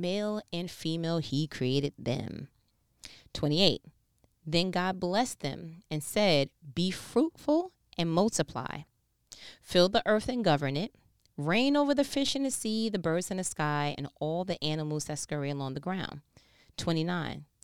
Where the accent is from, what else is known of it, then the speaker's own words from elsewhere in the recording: New York, United States; I'm from New York